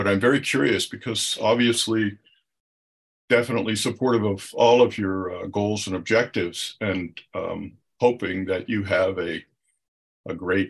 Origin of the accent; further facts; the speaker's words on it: Maine, United States; I'm from Maine, where we have ranked voting